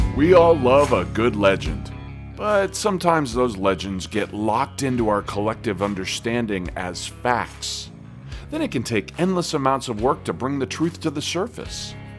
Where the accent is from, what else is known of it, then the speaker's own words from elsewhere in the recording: Washington, United States; I grew up not on Whidbey, but I did grow up in the region